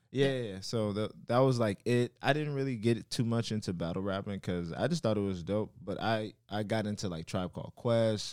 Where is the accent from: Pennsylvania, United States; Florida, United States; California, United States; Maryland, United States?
Florida, United States; Miami; also born or lived in Carol City; I'm from Miami, Florida.